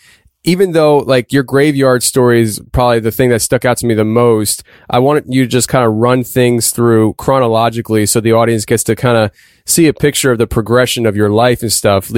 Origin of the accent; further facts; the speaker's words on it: Pennsylvania, United States; Norm actually is from my home state of Pennsylvania